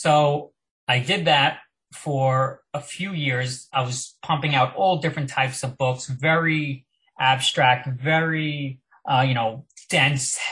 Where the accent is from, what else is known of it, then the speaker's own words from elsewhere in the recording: Long Island, New York, United States; also born or lived in Manhattan; I grew up on Long Island, so now I was in Manhattan